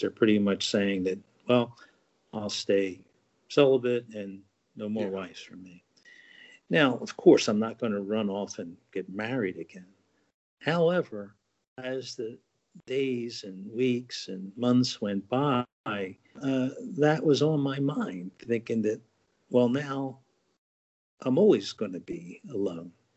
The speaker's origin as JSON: {"language": "English", "region": "New Jersey", "country": "United States", "tie": "born or raised there", "also_born_or_lived": "Marshall Islands", "said": "I've been New Jersey born and raised all my life, other than you know a year in the uh, Marshall Islands."}